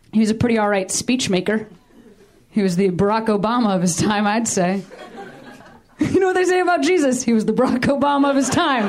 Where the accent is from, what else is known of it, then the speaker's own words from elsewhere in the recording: Illinois, United States; my home state of Illinois